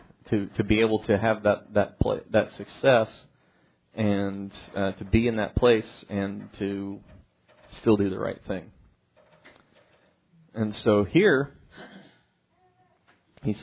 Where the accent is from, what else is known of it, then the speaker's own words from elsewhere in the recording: Kansas, United States; growing up in Kansas, I know nothing about farming.